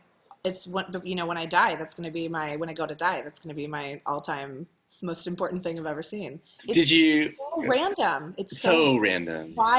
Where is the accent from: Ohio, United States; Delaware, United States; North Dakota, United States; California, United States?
Ohio, United States; now in San Francisco, United States; because I had told him my story, of course, because I'm from Ohio and we talk a lot